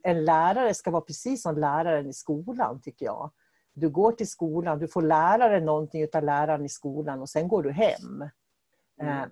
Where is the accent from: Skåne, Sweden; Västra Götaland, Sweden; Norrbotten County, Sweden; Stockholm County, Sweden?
Norrbotten County, Sweden; vi är ju båda från Norrland och jag kommer ju från Norrbotten också